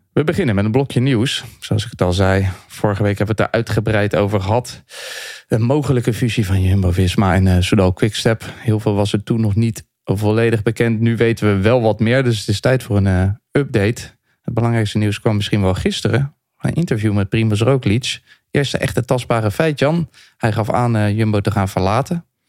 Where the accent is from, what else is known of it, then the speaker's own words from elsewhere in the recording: Leiden, South Holland, Netherlands; ik ben in Leiden geboren en toen kregen we op 3 oktober altijd hutspot